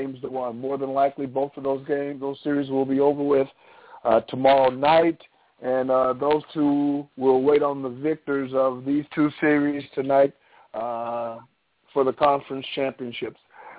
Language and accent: English; Temple, Texas, United States; my hometown here in Temple, Texas